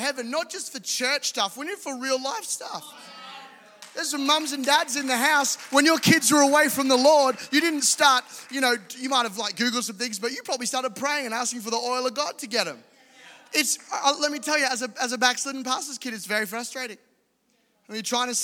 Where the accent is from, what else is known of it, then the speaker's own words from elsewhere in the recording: Caboolture, Queensland, Australia; I'm a guy from Caboolture who was raised by amazing parents